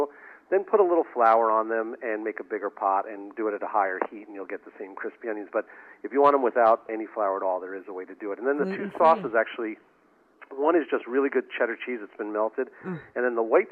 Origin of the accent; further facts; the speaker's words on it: New York City, New York, United States; now in Boston, United States; I grew up in Brooklyn, New York